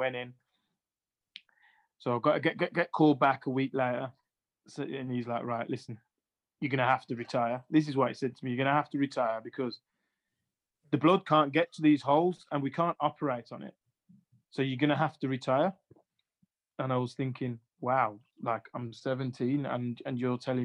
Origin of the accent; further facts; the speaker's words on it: Sutton Coldfield, West Midlands, United Kingdom; also born or lived in Jamaica; I used to live in Sutton Coldfield, which is in, which is by Birmingham